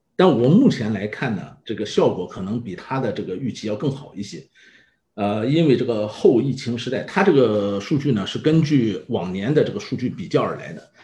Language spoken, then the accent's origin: Chinese; Yantai, Shandong, China; moved away as an adult; also born or lived in Japan; 我来自，呃，山东烟台。那么在此之前呢，我一直是，呃，在做日本的业务